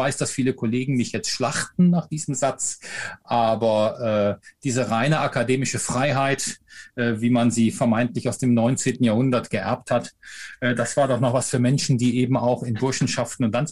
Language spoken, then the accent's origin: German; Rhineland, Germany